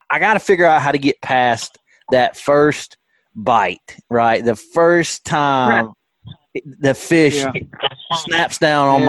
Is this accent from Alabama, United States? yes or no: yes; the Shoals, Alabama, United States; born or raised there